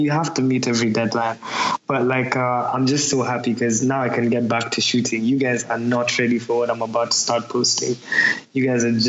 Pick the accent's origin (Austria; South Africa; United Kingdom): United Kingdom; Manchester, North West England; No, I'm actually from Manchester.